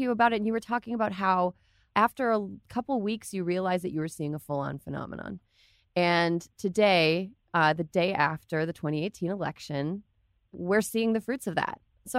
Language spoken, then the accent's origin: English; Wisconsin, United States; in Wisconsin, my home state, they used a computer.